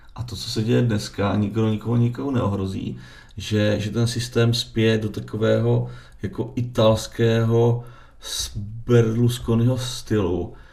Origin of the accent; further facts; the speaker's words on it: Moravia, Czechia; já jsem lihovarník z Moravy